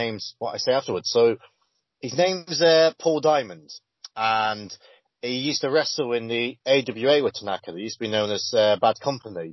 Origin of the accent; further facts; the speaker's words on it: United Kingdom; I am British